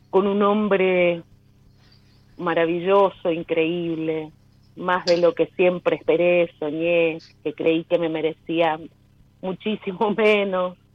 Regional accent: Mendoza, Argentina; now in Los Andes, Chile; Em, yo soy de Mendoza, pero

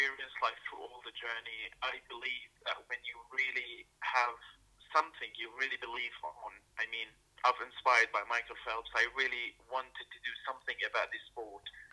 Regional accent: Damascus, Damascus Governorate, Syria; now in London, United Kingdom; I'm from Syria, from Damascus, and I do live in London as a refugee.

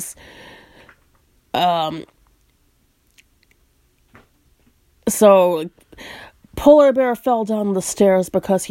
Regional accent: United States; I'm American

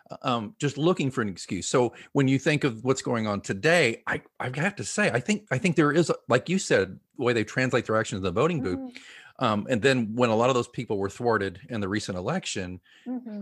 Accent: Oklahoma, United States; Grew up in Oklahoma, uh, public education. Not, I wasn't in Tulsa.

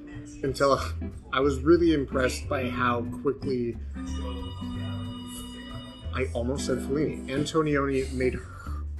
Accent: United States; As I say this as an ugly American.

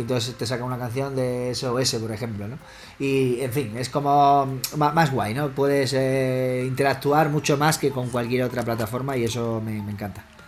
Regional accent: Badajoz, Extremadura, Spain; mi madre es asturiana, mi padre es sevillano, mi madre asturiana y yo soy de Badajoz. nacimos aquí en Extremadura

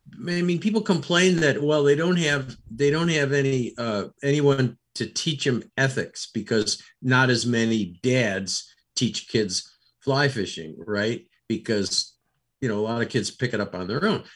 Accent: Rochester, New York, United States; I grew up in Rochester, New York

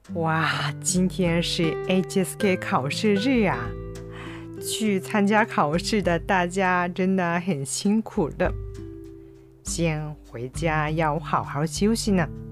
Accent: Kyushu, Japan; born or raised there; moved away

